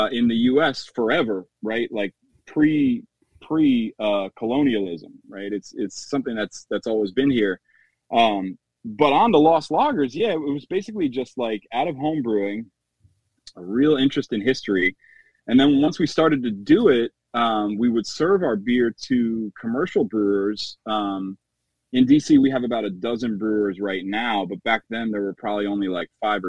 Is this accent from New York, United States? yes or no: yes; New York, United States; moved away as an adult; now in Washington, D.C., United States; I'm originally from New York. I moved to D.C. in 2006.